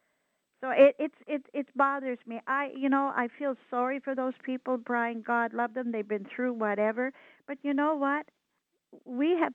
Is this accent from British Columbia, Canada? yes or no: no; Nova Scotia, Canada; moved away; I come from Nova Scotia